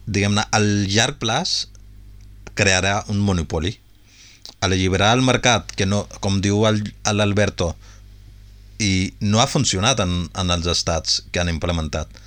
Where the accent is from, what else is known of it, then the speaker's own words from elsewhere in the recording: Punjab, India; perquè té un vincle molt important amb el Punjab, com, com que som del Punjab